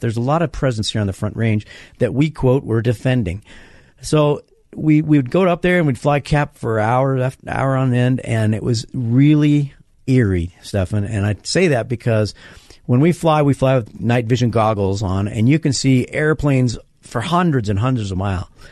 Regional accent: Denver, Colorado, United States; my hometown of Denver

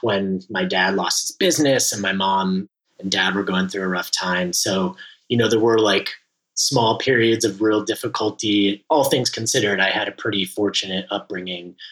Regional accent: Los Angeles, California, United States; I grew up in the Valley, the infamous San Fernando Valley, the Valley of the movies

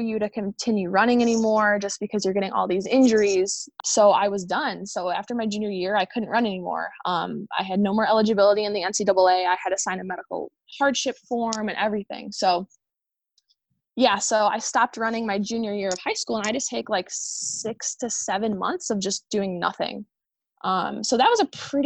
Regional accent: Illinois, United States; So I ultimately chose a school in my home state. I'm from Illinois

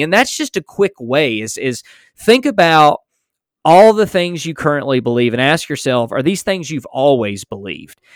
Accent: United States; I was born in America

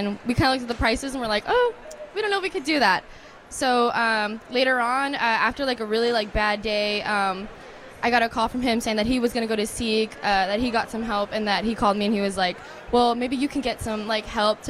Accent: Eagle Pass, Texas, United States; now in San Marcos, United States; I'm originally from Eagle Pass

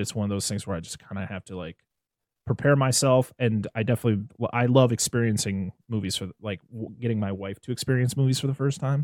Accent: United States; as an American

